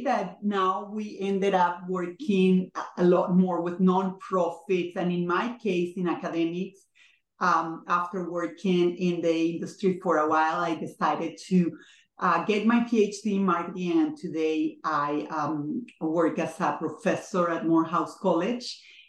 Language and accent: English; Venezuela; moved away as an adult; now in Atlanta, United States; we are both from Venezuela, immigrated to the United States about 30 years ago.